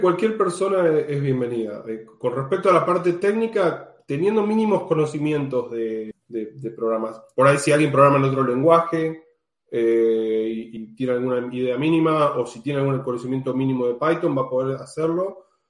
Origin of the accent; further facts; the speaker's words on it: Argentina; now in Amsterdam, Netherlands; estoy viviendo actualmente en Ámsterdam, soy argentina